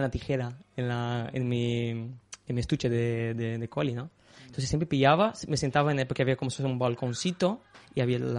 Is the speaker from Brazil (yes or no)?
yes; Brazil; mi amor por fútbol, de, jugar a fútbol y, de, y de hacer cosas de, este, esta rama de, fútbol. Como cualquier brasileño.